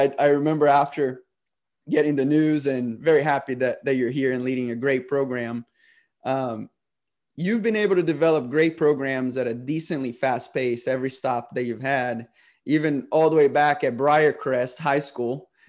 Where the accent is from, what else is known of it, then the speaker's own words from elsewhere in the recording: Brazil; now in United States; I was born in Brazil, and the day Liberty announced they were hiring you, I was actually getting sworn in as an American citizen.